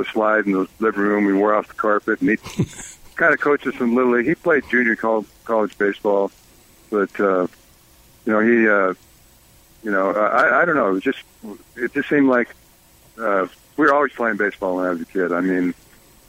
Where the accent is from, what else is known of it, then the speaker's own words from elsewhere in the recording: San Francisco, California, United States; my hometown of San Francisco